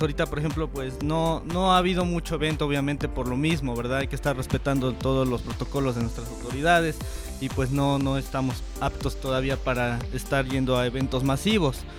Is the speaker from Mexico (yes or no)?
yes; Zacapoaxtla, Puebla, Mexico; pertenezco a Puebla, ¿verdad? Pero soy orgullosamente de Zacapuazla